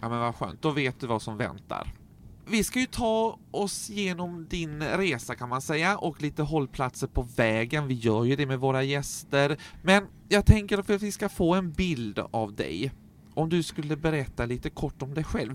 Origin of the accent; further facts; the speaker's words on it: Staffanstorp, Skåne, Sweden; jag är ju från Staffanstorp